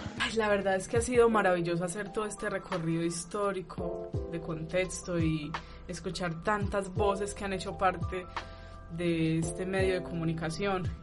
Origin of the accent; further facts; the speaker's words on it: Pereira, Risaralda, Colombia; moved away; Yo no soy de aquí, yo soy de Pereira